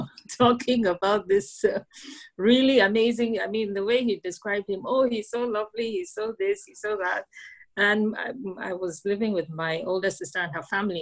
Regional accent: Nigeria; moved away as an adult; now in Netherlands; I live in the Netherlands. I'm from Nigeria originally, and I moved to the Netherlands in 2016. Okay. So I'm 41

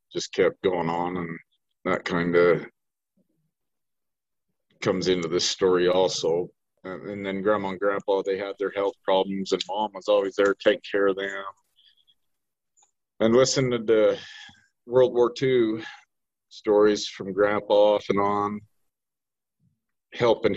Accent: Gunnison, Utah, United States; Born and raised in Gunnison, Utah, still living here

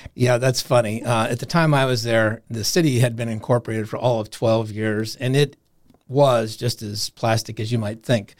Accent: Des Moines, Iowa, United States; moved away as an adult; also born or lived in Colorado / Vail, Colorado; I'm from Des Moines, Iowa, but I ended up in Colorado

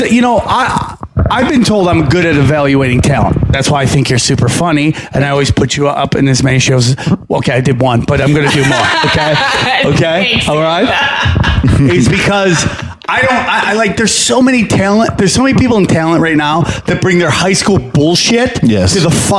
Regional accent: New York, United States; Upstate New York, dude.

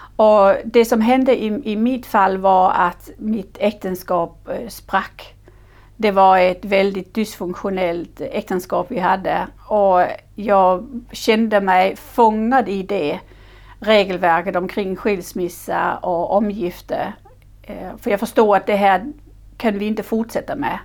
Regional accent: Denmark; Swedish is a second language; moved away as an adult; now in Sweden; Jag är företagare, jag är dansk

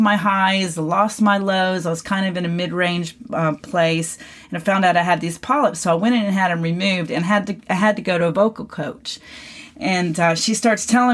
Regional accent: McKinney, Texas, United States; my hometown here in McKinney, Texas

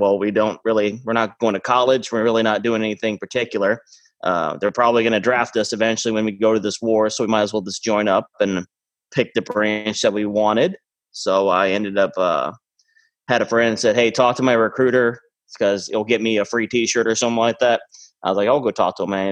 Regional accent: Mexico; also born or lived in Maine, United States; Uh, originally, I'm from. I was born in Maine. Uh, but my parents were missionaries in Mexico. So when I was a kid, I grew up kind of, uh, we were building churches, orphanages

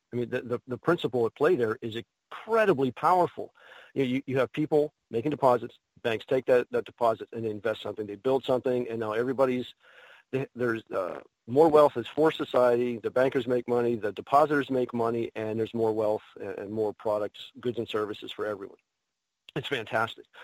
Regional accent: Pittsburgh, Pennsylvania, United States; a new con here in Pittsburgh. Um, that, that's my hometown

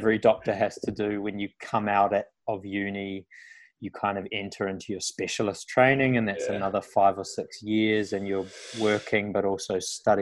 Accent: New Zealand; moved away as an adult; now in Australia; I grew up on a farm. I'm from New Zealand originally, which you probably tell by the accent

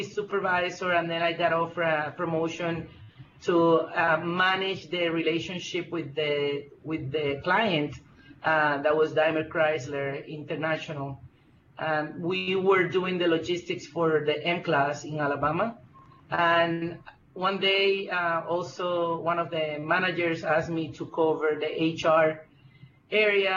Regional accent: Puerto Rico; moved away as an adult; also born or lived in Michigan, United States / Miami, United States; now in United States; I'm originally from Puerto Rico. I came to United States 23 years ago to do my master's degree in Michigan.

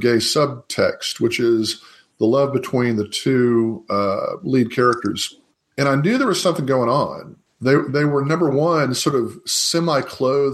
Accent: Houston, Texas, United States; I was raised in Houston, Texas, in the suburbs

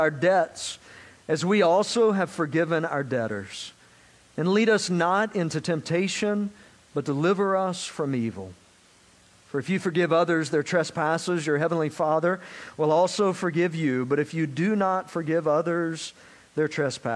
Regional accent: South Georgia, United States; now in Florida, United States; I grew up in South Georgia, so I learned to drive in the sticks of South Georgia

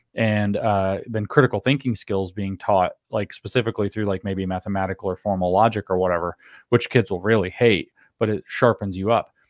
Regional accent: the South, United States; growing up in the South, was never required to read the Constitution itself in my schooling

